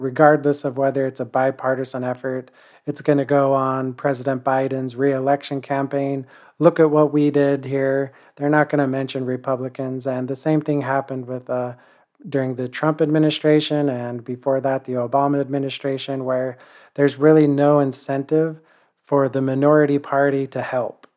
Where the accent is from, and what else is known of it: United States